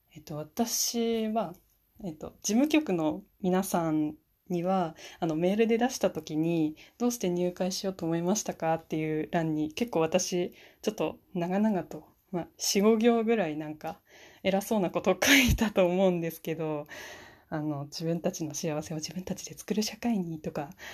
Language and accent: Japanese; Fukushima, Japan; now in Niigata, Japan; 私は、今新潟の方に住んでるんですけれども出身は福島県です